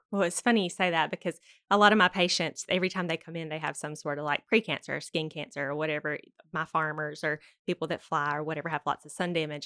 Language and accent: English; Douglas, Georgia, United States; I was born here in Douglas, Georgia